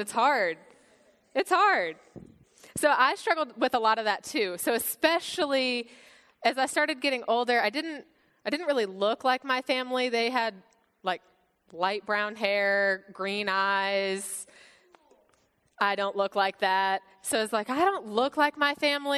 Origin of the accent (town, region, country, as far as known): United States; born or raised there; also born or lived in Bulgaria